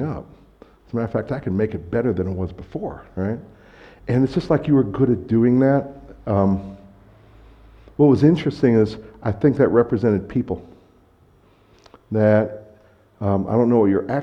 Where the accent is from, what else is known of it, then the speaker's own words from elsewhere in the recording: United States; moved away; I'm American